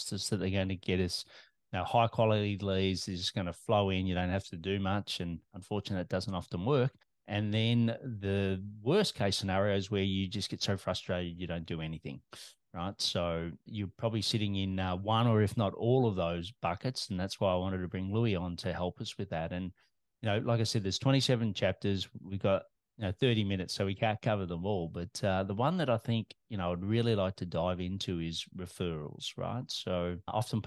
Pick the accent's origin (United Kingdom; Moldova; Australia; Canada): Australia